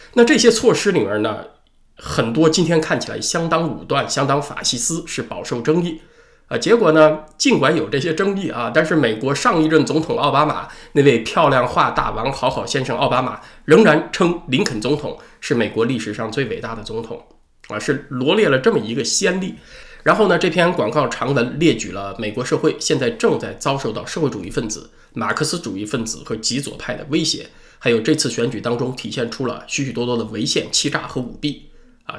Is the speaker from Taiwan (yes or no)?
no; China; 黑钱它和我们中国人所说的黑钱呢有点区别